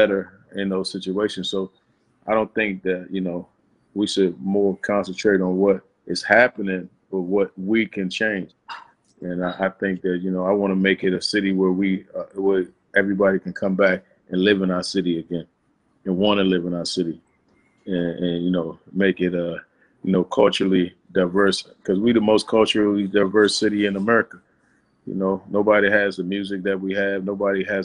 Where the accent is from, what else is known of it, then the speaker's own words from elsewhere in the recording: Washington, District of Columbia, United States; I was born in DC General Hospital. I went to Holy Redeemer. I grew up in Tyler House